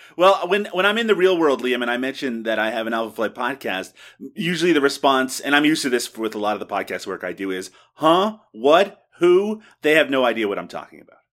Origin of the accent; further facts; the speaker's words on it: Newfoundland and Labrador, Canada; when I was growing up, I never ate poutine, not once. It wasn't something, uh, back in Newfoundland that was commonly available